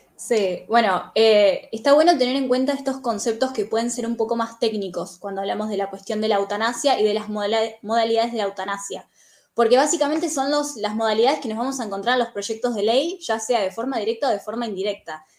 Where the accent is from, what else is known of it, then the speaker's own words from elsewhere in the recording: Argentina; yo soy argentina